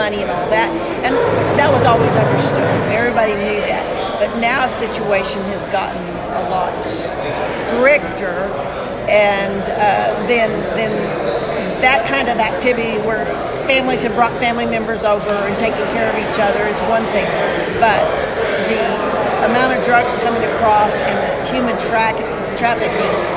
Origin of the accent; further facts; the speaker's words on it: Texas Panhandle, United States; We grew up in the Texas Panhandle